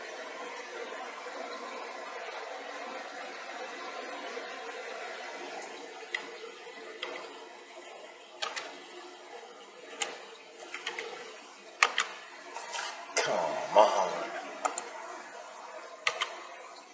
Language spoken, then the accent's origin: English; Decatur, Illinois, United States; moved away as an adult; now in Mississippi, United States; I grew up a couple hours south of Chicago, Illinois. But I've been down here. I left Illinois when I was 21